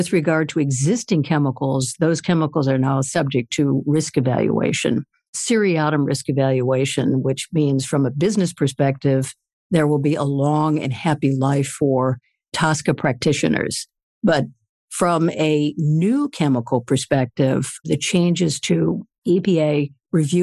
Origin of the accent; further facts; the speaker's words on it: Michigan, United States; now in Washington, D.C., United States; I grew up in Michigan